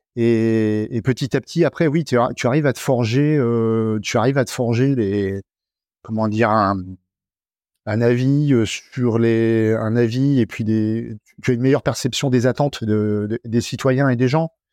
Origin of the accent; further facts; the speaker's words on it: Normandy, France; also born or lived in Haute-Savoie; now in Arâches-la-Frasse, France; Je suis né en Normandie il y a déjà euh, de très nombreuses années. et puis j'ai débarqué en Haute-Savoie il y a aussi de très nombreuses années maintenant